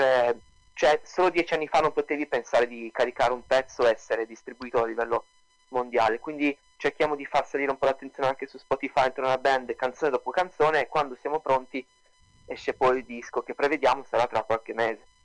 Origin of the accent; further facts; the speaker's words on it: Turin, Piedmont, Italy; now in London, United Kingdom; io e mio fratello siamo di Torino